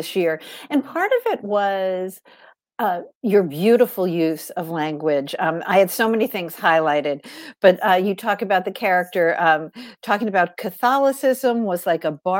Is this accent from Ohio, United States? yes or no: no; Long Island, New York, United States; I grew up on Long Island